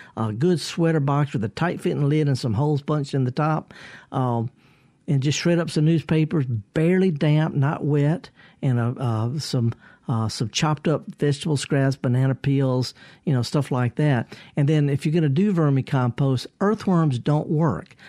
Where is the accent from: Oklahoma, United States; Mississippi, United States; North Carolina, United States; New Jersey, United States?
Mississippi, United States; Mississippi Delta, United States; I, am from there. I flunked out of Mississippi Delta Junior College